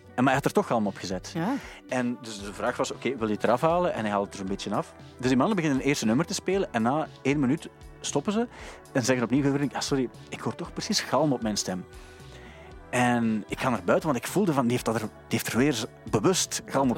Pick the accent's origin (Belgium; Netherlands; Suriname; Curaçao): Belgium; Sint-Niklaas, Flanders; moved away as an adult; ik kwam ook uit Sint-Niklaas, daar was alles dicht om één uur